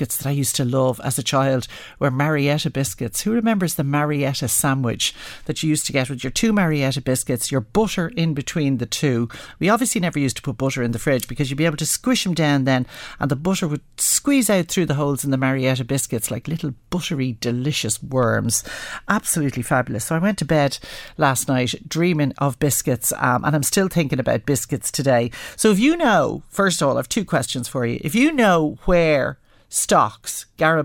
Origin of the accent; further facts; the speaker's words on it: Dublin, Leinster, Ireland; growing up in Dublin